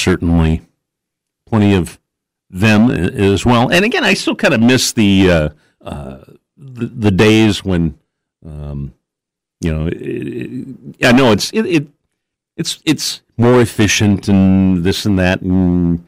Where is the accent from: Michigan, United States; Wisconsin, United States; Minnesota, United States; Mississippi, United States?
Wisconsin, United States; West Salem; I grew up in West Salem